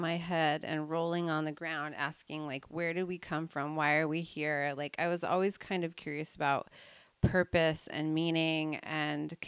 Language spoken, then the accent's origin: English; Snohomish, Washington, United States; also born or lived in north of Seattle; I grew up in Snohomish, and I now live in north